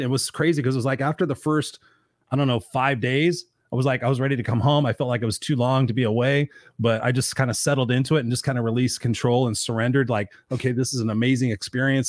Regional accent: Southern California, United States

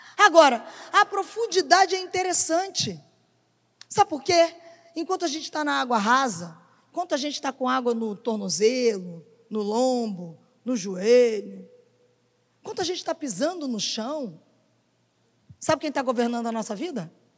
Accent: Brazil; Como brasileiros, a gente é bastante emocionado

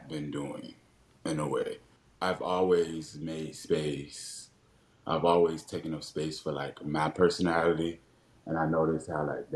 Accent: Richmond, Virginia, United States; I was born and raised in Churchill

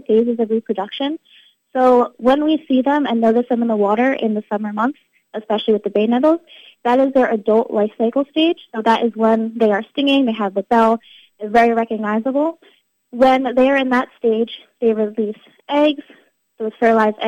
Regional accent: Ocean County, New Jersey, United States; I grew up in Ocean County, living and visiting Barnegat Bay, the ocean, the beach, all the time

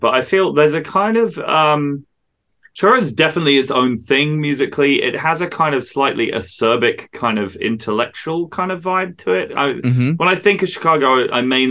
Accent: England, United Kingdom; accent: English; as a true born Englishman

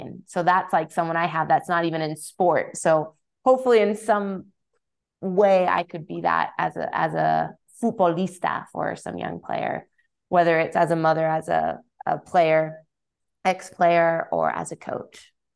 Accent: Southern California, United States; now in Las Vegas, United States; I grew up in Southern California

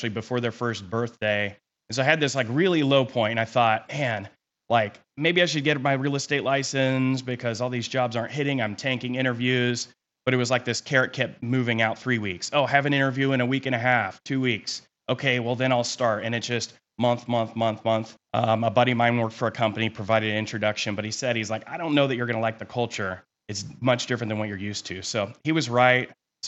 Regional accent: Kansas, United States; also born or lived in California; So, I was born in California. We kind of hopped around a little bit as a kid. We landed in Kansas, in high school. So I've been here for 23 years.

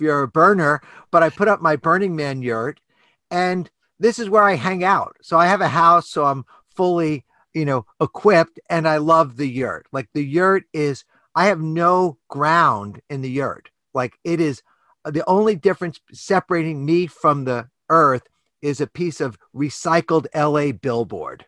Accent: New York City, New York, United States; I grew up in New York City on the standard American diet

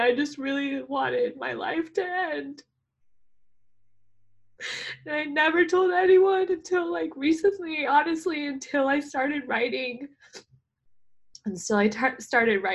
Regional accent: Southern Orange County, California, United States; moved away as an adult; now in Los Angeles, United States; I grew up in Southern Orange County.

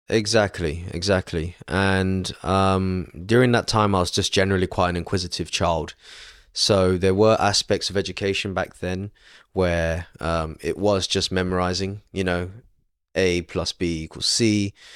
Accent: London, United Kingdom; born and raised in London, uh, outskirts of London in Stanmore

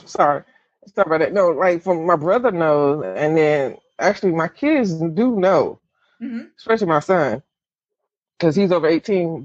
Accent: the South, United States; I grew up in the South Baptist

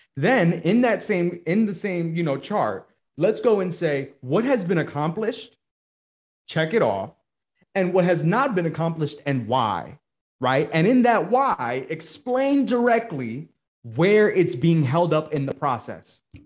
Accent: New Jersey, United States; now in Georgia, United States; I'm originally from Jersey

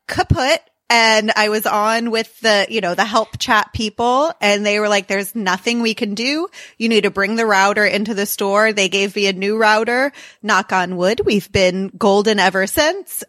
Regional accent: Florida, United States; now in Kansas City, United States; I grew up in Florida

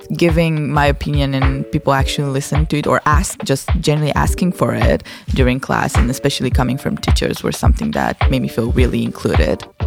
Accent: Romania; now in Groningen, Netherlands; I'm from Romania

